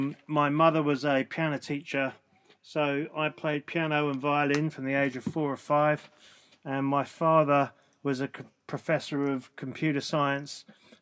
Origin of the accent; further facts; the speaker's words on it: London, United Kingdom; I live in London, and I've lived in London since I was very small.